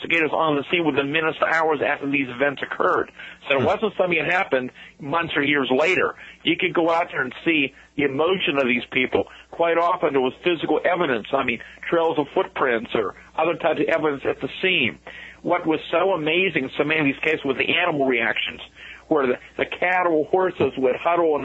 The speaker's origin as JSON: {"language": "English", "town": "Greensburg", "region": "Pennsylvania", "country": "United States", "tie": "born or raised there", "said": "a rural area outside of Greensburg, outside of my hometown"}